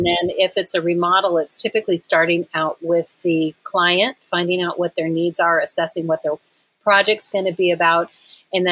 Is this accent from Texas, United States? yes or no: yes; Texas, United States; now in Asheville, United States; I'm originally from Texas, so Texas has always got my heart